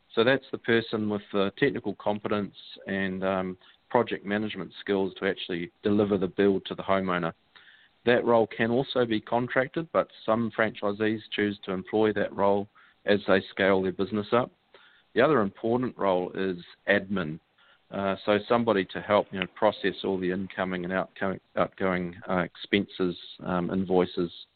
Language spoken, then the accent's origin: English; New Zealand; accent: Kiwi; I am from New Zealand, so you're listening to a pretty healthy Kiwi accent